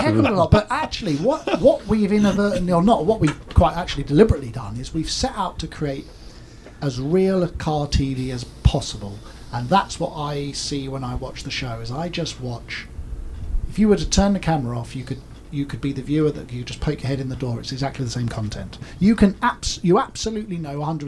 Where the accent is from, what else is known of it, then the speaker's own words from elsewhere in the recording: United Kingdom; moved away as an adult; now in California, United States; I'm a British guy, car builder based in the US